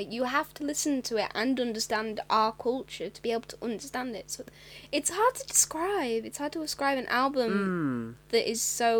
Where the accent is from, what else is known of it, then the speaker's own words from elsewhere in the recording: United Kingdom; No, it's very working class British, sort